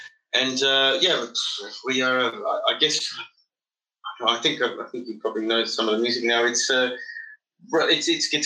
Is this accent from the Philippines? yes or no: no; Melbourne, Victoria, Australia; moved away as an adult; also born or lived in London, United Kingdom; now in Berlin, Germany; I come from Australia. It's a little city called Melbourne, which is considerably bigger than Berlin. Raised by an Italian, to an Italian family